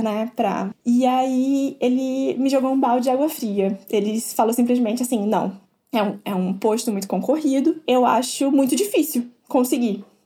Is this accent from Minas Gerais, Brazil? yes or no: no; interior of Rio de Janeiro state, Brazil; moved away as an adult; also born or lived in São Paulo; now in United States; eu sou do interior, sou do interior do Rio.